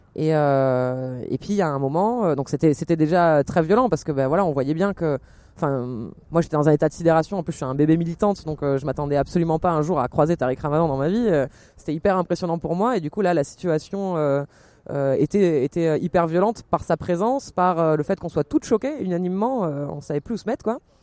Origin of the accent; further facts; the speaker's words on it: Marseille, Provence-Alpes-Côte d'Azur, France; je viens de Marseille